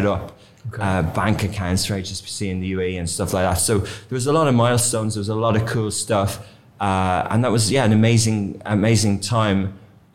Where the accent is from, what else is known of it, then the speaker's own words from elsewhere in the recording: Ireland; moved away as an adult; also born or lived in London, United Kingdom; now in Dubai, United Arab Emirates; I'm from Ireland